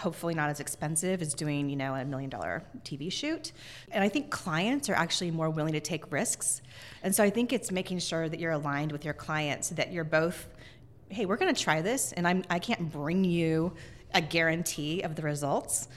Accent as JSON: {"language": "English", "region": "Northern California", "country": "United States", "tie": "born or raised there", "moved": "yes", "lives_now": "Seattle, United States", "said": "I grew up in Northern California, I really feel like this is my home"}